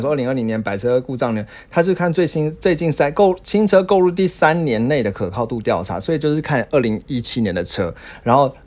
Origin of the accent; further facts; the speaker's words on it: Taiwan; 因为我们台湾人可能很少遇到下雪